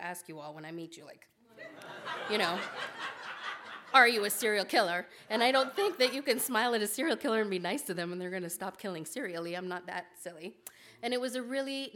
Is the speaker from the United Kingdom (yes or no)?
no; Kenya; now in Omaha, United States; My grandfather was shot when I was 14, growing up in Kenya